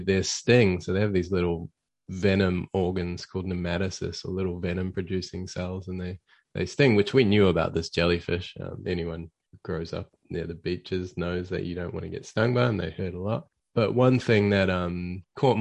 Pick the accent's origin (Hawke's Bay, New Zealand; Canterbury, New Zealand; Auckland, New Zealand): Auckland, New Zealand; moved away as an adult; now in Australia; I was working as sort of a research technician where I grew up in Auckland